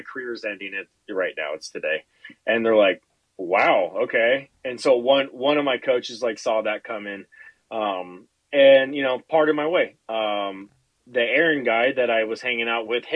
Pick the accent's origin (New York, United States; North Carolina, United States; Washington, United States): Washington, United States; Seattle; now in Spokane, United States; I grew up over in Seattle, came over to Spokane